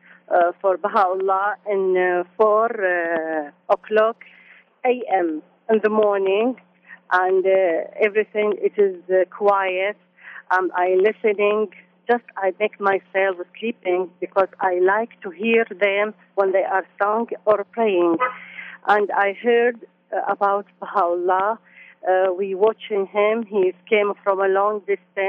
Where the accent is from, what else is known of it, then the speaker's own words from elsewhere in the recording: Baghdad, Baghdad Governorate, Iraq; English is a second language; moved away as an adult; also born or lived in Amman, Jordan; now in Birmingham, United States; I'm born in Iraq. Our family, they are settled in Baghdad.